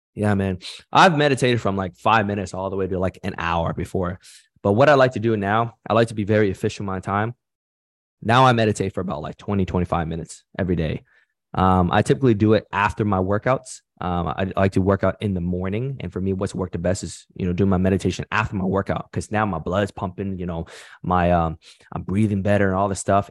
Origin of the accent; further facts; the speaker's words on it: Canada; nationality, I'm from Canada, but my background is Vietnamese.